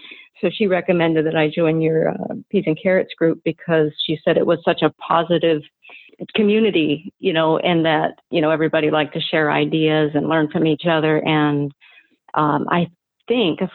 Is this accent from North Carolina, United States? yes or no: no; Pennsylvania, United States; now in Washington, United States; I grew up in Pennsylvania